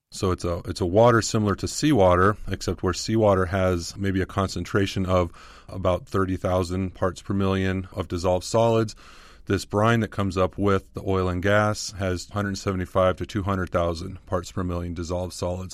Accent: Southern California, United States; I grew up in Southern California

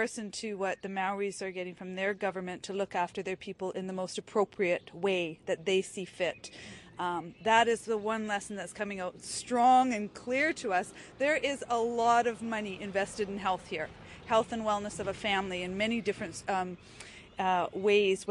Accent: Stó:lō Nation, British Columbia, Canada; I am from the Stolo Nation and the Nooksack Indian Tribe in British Columbia

